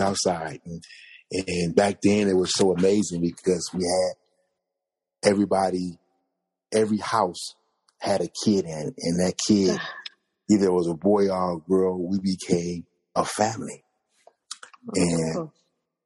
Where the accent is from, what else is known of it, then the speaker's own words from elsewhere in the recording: Compton, California, United States; I was born in Compton, California.